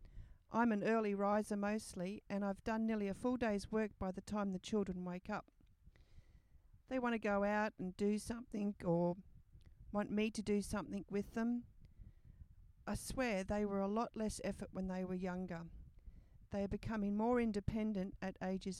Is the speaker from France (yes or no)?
no; Australia; it's so hot and humid where I'm from